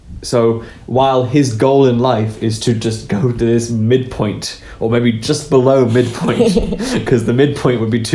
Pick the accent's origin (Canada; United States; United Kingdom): United Kingdom; England; I come from England